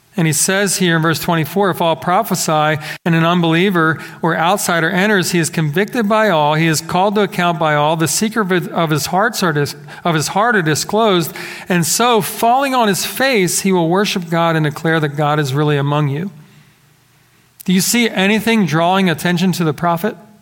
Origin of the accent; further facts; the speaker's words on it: Philadelphia, Pennsylvania, United States; growing up in the Philadelphia area